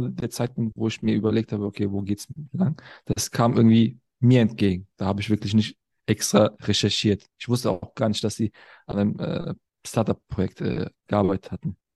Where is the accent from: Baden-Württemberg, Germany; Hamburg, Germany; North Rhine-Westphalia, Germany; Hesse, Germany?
North Rhine-Westphalia, Germany; Cologne; ich bin in Köln geboren, aufgewachsen